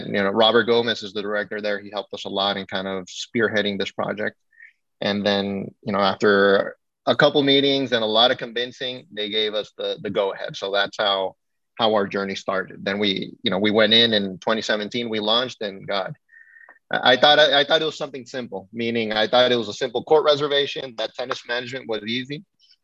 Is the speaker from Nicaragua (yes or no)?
yes; Nicaragua; moved away; also born or lived in Miami, Florida, United States; I grew up in Nicaragua